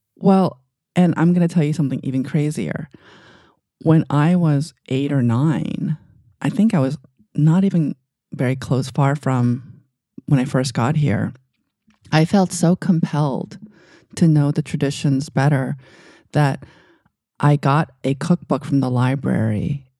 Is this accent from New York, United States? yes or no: yes; New York City, New York, United States; also born or lived in Asia; when I was growing up in Queens